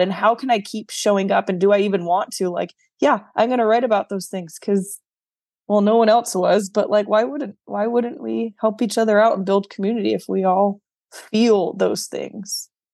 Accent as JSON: {"language": "English", "region": "New York", "country": "United States", "also_born_or_lived": "the South, United States", "moved": "yes", "said": "I am a New Yorker through and through, although now I'm living in the South, I still claim the title proudly of a New Yorker"}